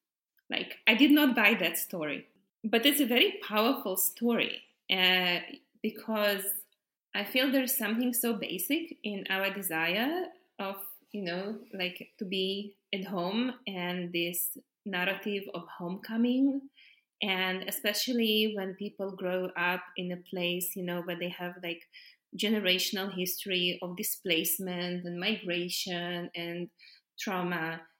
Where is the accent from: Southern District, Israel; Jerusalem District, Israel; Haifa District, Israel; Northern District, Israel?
Haifa District, Israel; Haifa; I moved from Haifa to Tel Aviv. And of course, I had no idea that Haifa is a Palestinian city.